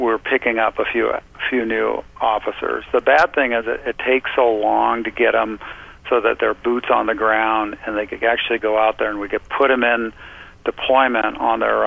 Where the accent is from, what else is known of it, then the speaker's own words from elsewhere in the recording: Southeast Alaska, United States; I've been born and raised in Southeast Alaska, and I want to stay in Southeast Alaska.